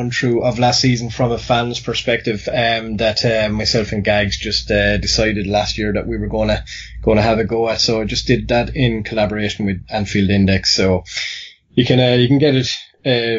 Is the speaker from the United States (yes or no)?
no; Ireland; accent: Irish; based on my accent. I'm Irish